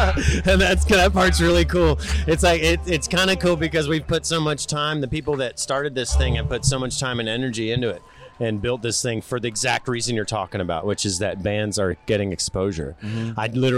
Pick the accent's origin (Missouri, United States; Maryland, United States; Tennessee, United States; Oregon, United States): Oregon, United States; Portland; I was born and raised in Portland and germinated.